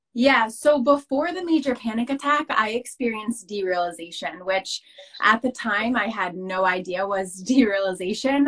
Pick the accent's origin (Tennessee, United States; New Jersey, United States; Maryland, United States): New Jersey, United States; I'm from America. Specifically, I'm from New Jersey, um, right outside New York City, about 20 minutes outside New York City